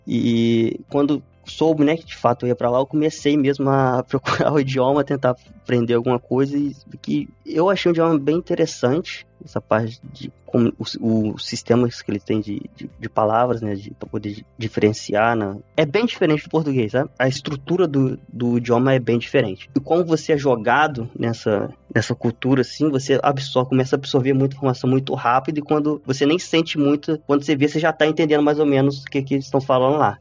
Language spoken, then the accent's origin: Portuguese; Comendador Levi Gasparian, Rio de Janeiro, Brazil; moved away as an adult; now in Yekaterinburg, Russia; sou de uma cidade do Brasil chamada Comendador Levi Gasparian, acredito que poucas pessoas conhecem, acredito que tem cerca de 8 mil habitantes, por aí. É estado do Rio de Janeiro